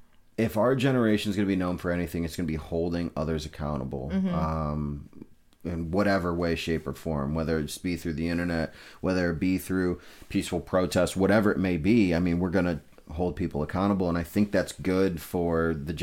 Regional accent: Amherst, United States; for me, growing up in Amherst, it's like I don't have a ton of diversity.

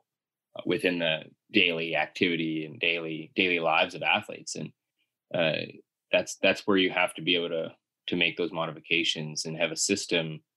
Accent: Miramichi, New Brunswick, Canada; my hometown, Miramichi, is a small town

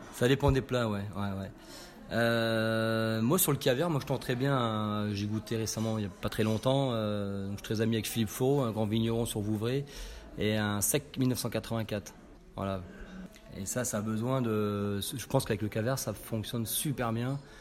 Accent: Nancy, Grand Est, France; now in Dordogne, France; je suis originaire de Lorraine, côté de Nancy

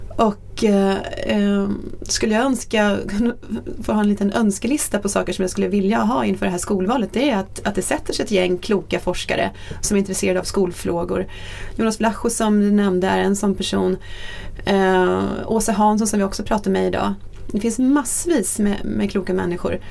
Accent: Norrköping, Östergötland, Sweden; jag är född och uppvuxen i Norrköping

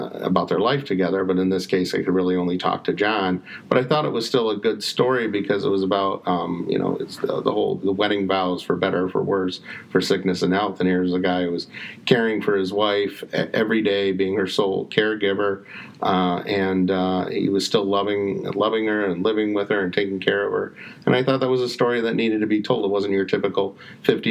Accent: Detroit, Michigan, United States; also born or lived in Ann Arbor, Michigan; I grew up in Detroit, 8 Mile and Kelly area. Later moved to East Detroit, graduated East Detroit in 94

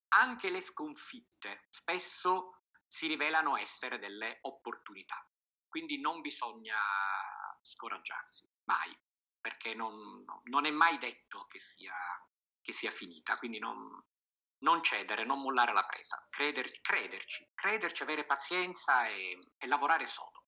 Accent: Sicily, Italy; la mia terra, la Sicilia

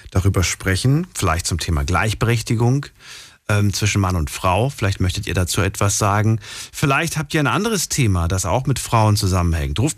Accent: Wiesbaden, Hesse, Germany; Ich, ich komme aus Wiesbaden.

